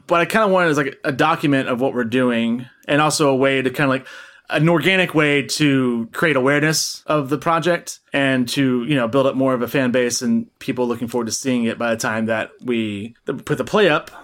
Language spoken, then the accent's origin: English; Tennessee, United States; I'm from Tennessee